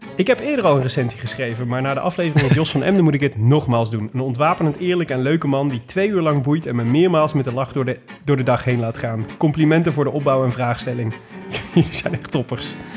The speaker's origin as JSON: {"language": "Dutch", "town": "Amsterdam", "region": "North Holland", "country": "Netherlands", "said": "Ik kom uit Amsterdam"}